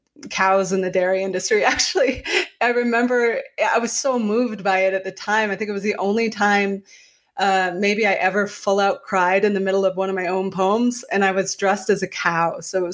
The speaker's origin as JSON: {"language": "English", "town": "Calais", "region": "Maine", "country": "United States", "tie": "born or raised there", "said": "I grew up in Calais, Maine, spelled like the Calais in France, but said like the thing on the bottom of your foot"}